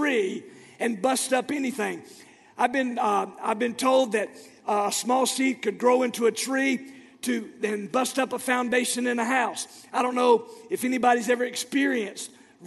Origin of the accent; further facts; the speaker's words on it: Florida, United States; moved away; my hometown of Florida